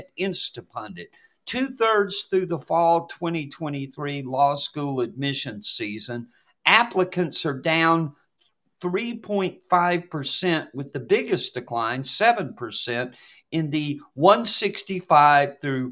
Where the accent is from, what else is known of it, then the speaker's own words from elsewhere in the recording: Appalachia, United States; as an Appalachian American